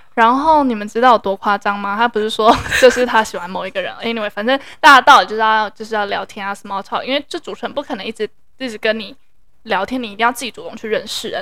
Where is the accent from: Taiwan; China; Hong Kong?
Taiwan; 我那时候就是一个台湾人